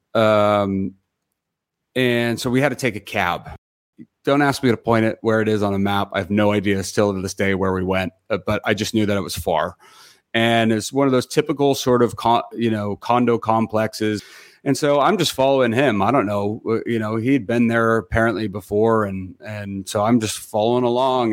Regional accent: Los Gatos, California, United States; I grew up in Los Gatos

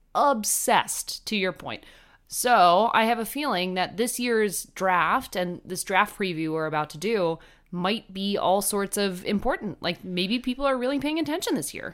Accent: New Jersey, United States; I am from New Jersey

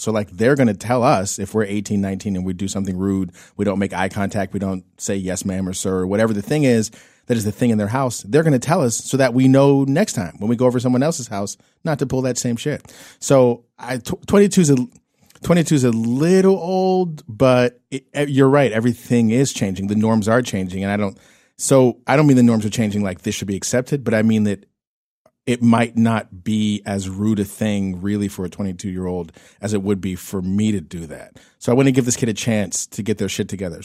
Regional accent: Pittsburgh, Pennsylvania, United States; now in California, United States; my hometown of Pittsburgh, Pennsylvania

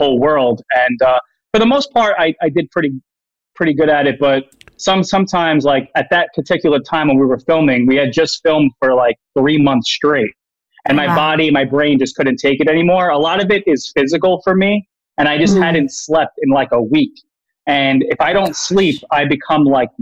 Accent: New York, United States; I'm from New York.

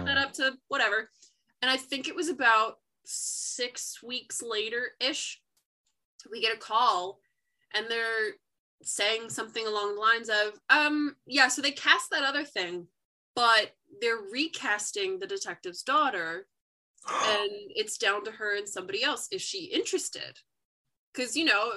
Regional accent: New Jersey, United States; I'm from New Jersey, I went to public school the whole way through

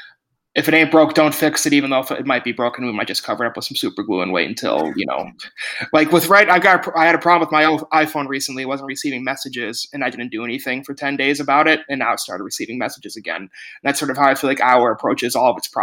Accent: Minneapolis, Minnesota, United States; now in Chicago, United States; I grew up in Minneapolis and now I live in Chicago

